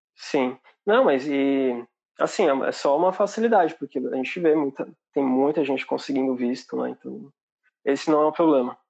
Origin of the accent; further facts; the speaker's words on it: São Bernardo do Campo, São Paulo, Brazil; moved away as an adult; now in Ireland; Eu sou de São Bernardo